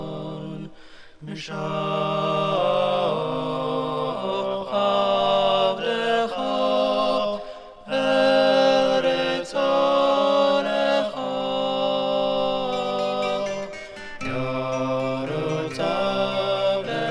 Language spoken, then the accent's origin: English; Scranton, Pennsylvania, United States; moved away; my hometown of Scranton, Pennsylvania.